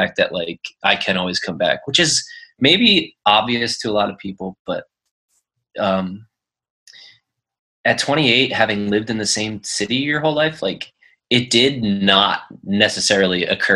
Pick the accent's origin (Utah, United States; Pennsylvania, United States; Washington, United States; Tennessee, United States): Pennsylvania, United States; Philadelphia; moved away as an adult; now in San Diego, United States; I lived in Philly from day one, went to college in West Philly at University of Penn, and then picked up a job in South Philly at the Navy Yard. Growing up in Northeast Philly